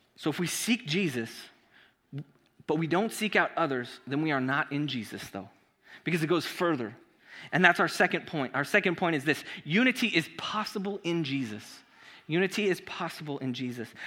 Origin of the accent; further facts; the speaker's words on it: Chula Vista, California, United States; also born or lived in Gardena, California; I was raised in Gardena, California, uh, a couple blocks away from Compton, um, until I was in fourth grade when my family moved me to Chula Vista